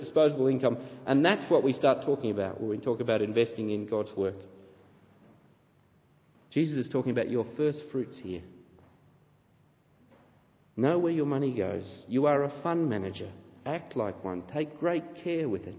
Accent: Australia; accent: Australian; my Australian accent

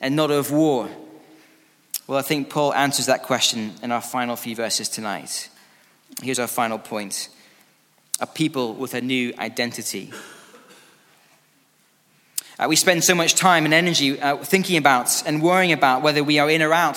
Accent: Scotland, United Kingdom; now in England, United Kingdom; I'm from Scotland

